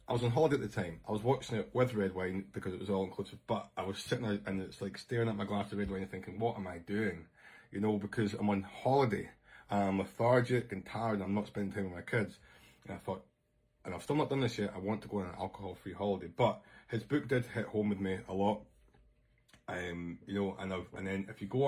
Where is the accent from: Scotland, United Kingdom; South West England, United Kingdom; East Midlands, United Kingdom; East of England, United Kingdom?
Scotland, United Kingdom; I'm Scottish